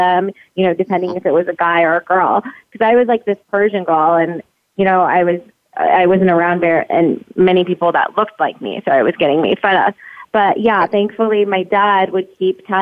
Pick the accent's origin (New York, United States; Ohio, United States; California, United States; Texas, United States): California, United States; San Jose; moved away as an adult; also born or lived in Baton Rouge, Louisiana; now in Las Vegas, United States; So I was basically raised in San Jose, Los Gatos area. Grew up there